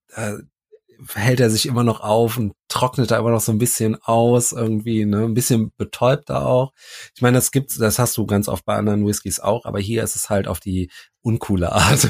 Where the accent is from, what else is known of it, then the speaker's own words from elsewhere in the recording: Cologne, North Rhine-Westphalia, Germany; wir sind ja Kölner